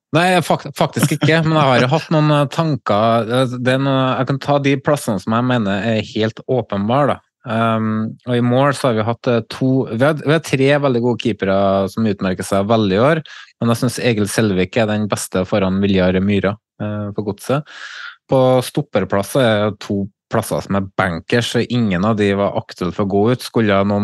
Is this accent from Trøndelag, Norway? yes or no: yes; Trøndelag, Norway; jeg er jo trønder